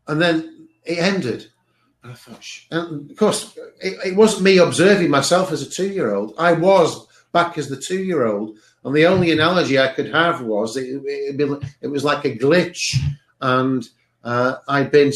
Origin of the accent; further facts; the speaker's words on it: Cheshire, North West England, United Kingdom; I was at the house that I was born at in Cheshire, in England